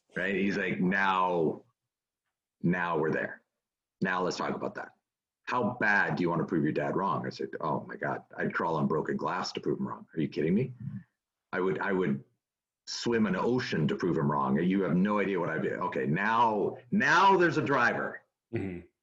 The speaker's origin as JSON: {"language": "English", "country": "Canada", "tie": "born or raised there", "also_born_or_lived": "United States", "moved": "as an adult", "lives_now": "California, United States", "said": "born and raised in Canada, moved to the United States in 1999"}